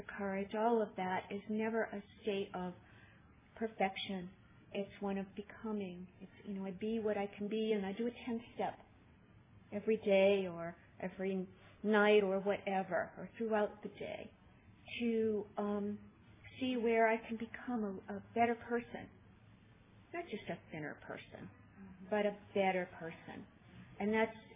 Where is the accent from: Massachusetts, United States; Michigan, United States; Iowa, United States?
Massachusetts, United States; Boston; I'm from Boston